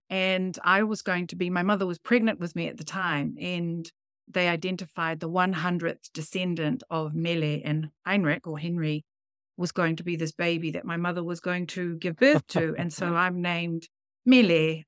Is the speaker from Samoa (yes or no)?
yes; Samoa; moved away as an adult; also born or lived in Fiji; now in New Zealand; I grew up in Samoan, Fiji